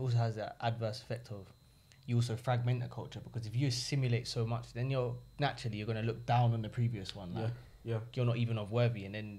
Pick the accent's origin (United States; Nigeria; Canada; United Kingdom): United Kingdom; London; because we're from the London area